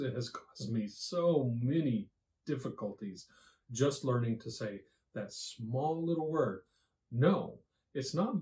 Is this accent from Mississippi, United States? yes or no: no; Texas, United States; accent: southern drawl; I am Texan, or from Texas, sorry, Texas